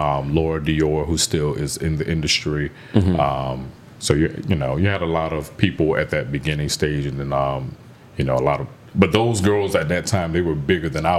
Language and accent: English; Broward, Florida, United States; also born or lived in Carol City, Florida; I was born in like Carroll City area, mm-hmm. and then I was raised in Broward.